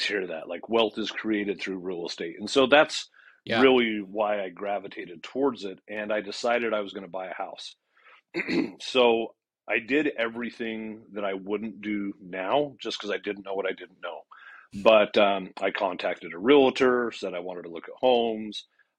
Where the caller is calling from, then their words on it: Phoenix, Arizona, United States; Phoenix. Yeah, I'm in Phoenix, Arizona.